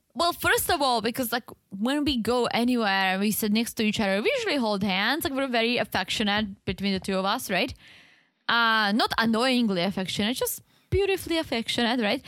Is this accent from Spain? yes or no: no; Czechia; English is a second language; moved away